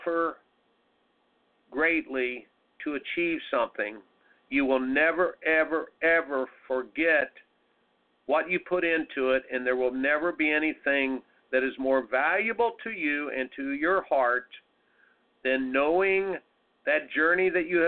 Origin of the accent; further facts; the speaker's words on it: Indiana, United States; growing up in Indiana